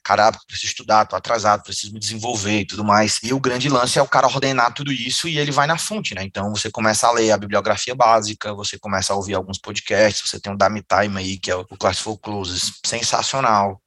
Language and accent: Portuguese; Fortaleza, Ceará, Brazil; Eu sou de Fortaleza, Ceará, e aí eu venho de uma família muito humilde aqui de Fortaleza